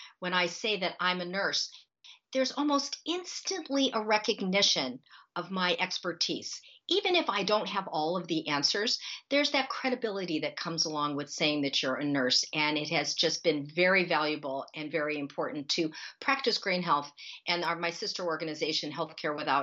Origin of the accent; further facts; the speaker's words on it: Akron, Ohio, United States; when I was growing up in Akron, Ohio, the sky was full of toxic odors and toxic smoke